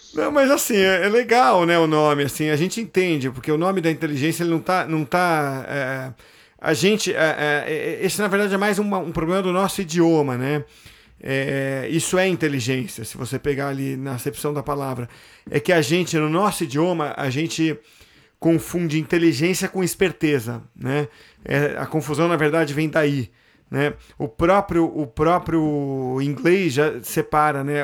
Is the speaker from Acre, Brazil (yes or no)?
no; Santos, São Paulo, Brazil; sou de Santos, foi lá que eu fiz o curso